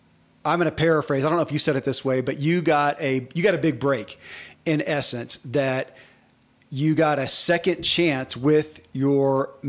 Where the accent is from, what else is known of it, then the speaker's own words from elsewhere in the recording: the South, United States; I grew up in the South, too